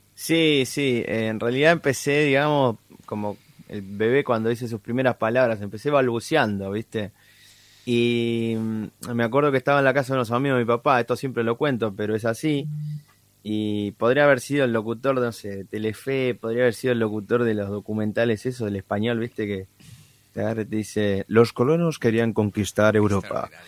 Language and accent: Spanish; Tres Arroyos, Buenos Aires Province, Argentina; en la ciudad de Tres Arroyos, de donde soy, provincia de Buenos Aires.